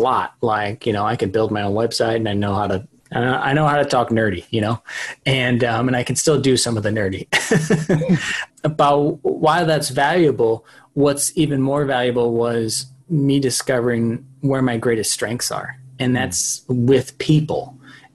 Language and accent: English; St. Louis, Missouri, United States; moved away as an adult; now in Austin, United States; I'm originally actually from St. Louis, but I moved to Austin, Texas in 2012